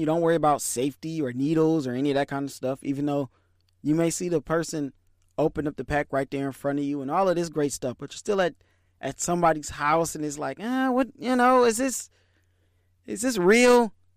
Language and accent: English; Detroit, Michigan, United States; I was born in Michigan, raised in Detroit